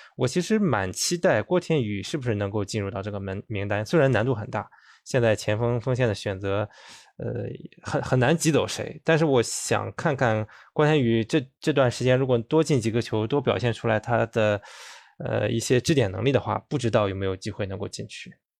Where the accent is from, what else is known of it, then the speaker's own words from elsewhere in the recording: Shandong, China; 我们山东人的一个优良的性格传统